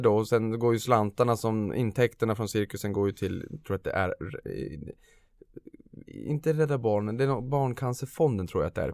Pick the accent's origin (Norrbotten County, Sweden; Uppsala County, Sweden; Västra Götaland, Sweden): Norrbotten County, Sweden; Boden; Boden, där jag kommer från i Norrbotten